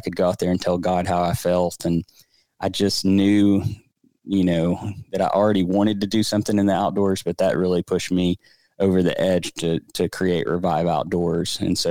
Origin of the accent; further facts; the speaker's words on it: Birmingham, Alabama, United States; So I am married to my wife. We grew up together here in the Birmingham area.